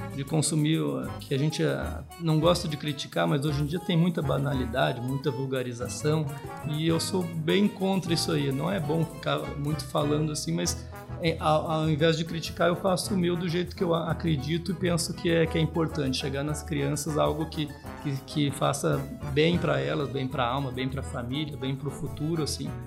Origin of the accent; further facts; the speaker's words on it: Santa Maria, Rio Grande do Sul, Brazil; moved away; also born or lived in Tocantins / Goiás; sou natural de Santa Maria